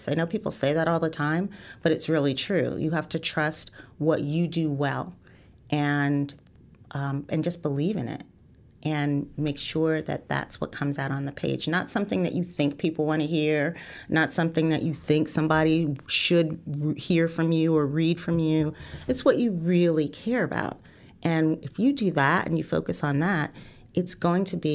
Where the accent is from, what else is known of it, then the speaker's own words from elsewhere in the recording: East Orange, New Jersey, United States; also born or lived in Fort Deposit, Alabama; I grew up uh, in East Orange, New Jersey, all, all around New Jersey. Um, I was born in Fort Deposit, Alabama, where both my parents are from and met.